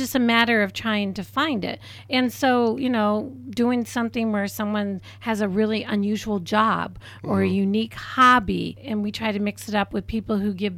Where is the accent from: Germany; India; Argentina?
Germany; born there; As I mentioned, I was born in Germany, Deutschland.